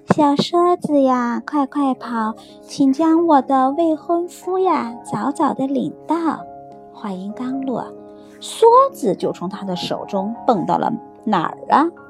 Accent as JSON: {"language": "Chinese", "country": "China", "moved": "yes", "lives_now": "Australia", "said": "我们中国人"}